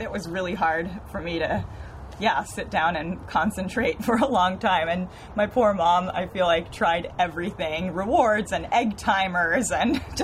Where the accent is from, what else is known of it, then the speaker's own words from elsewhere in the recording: San Francisco, California, United States; I was born and raised in San Francisco.